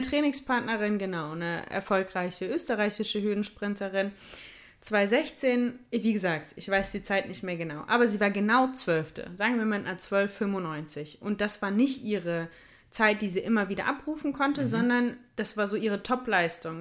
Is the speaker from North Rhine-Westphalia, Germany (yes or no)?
yes; Ruhr area, North Rhine-Westphalia, Germany; bei uns im Ruhrgebiet